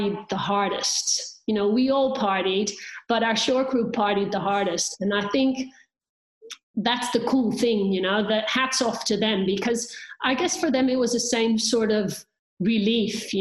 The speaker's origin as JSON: {"language": "English", "country": "Netherlands", "tie": "born or raised there", "said": "I'm finishing in my hometown where I could see my apartment from the finish line, being Dutch"}